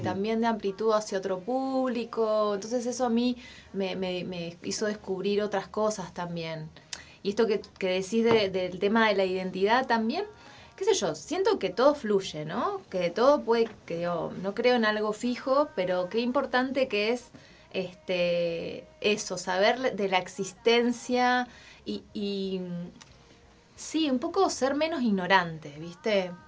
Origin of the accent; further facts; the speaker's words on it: Neuquén, Argentina; moved away as an adult; also born or lived in Buenos Aires; now in Mexico; Yo me fui de Neuquén a los 18 años